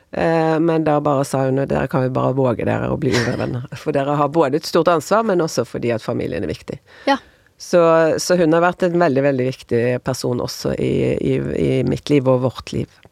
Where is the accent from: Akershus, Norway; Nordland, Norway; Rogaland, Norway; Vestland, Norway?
Vestland, Norway; Bergen; moved away as an adult; also born or lived in United States; now in Oslo, Norway; jeg flyttet fra Bergen til Oslo